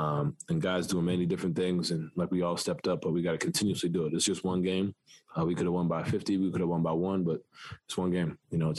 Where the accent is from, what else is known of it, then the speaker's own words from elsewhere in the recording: New York City, New York, United States; growing up in New York, I'm playing basketball, you know, in the city, that's every day, you know.